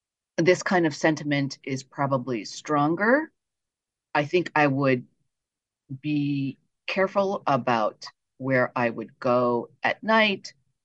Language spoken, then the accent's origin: English; New Jersey, United States; accent: New Jersey; your English is so good. You don't speak with any kind of accent. And I'm thinking, well, I guess the New Jersey accent doesn't really come through.